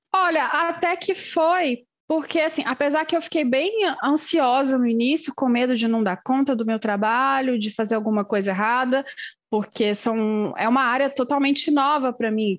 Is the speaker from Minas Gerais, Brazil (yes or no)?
yes; Belo Horizonte, Minas Gerais, Brazil; moved away as an adult; now in France; eu sou de Belo Horizonte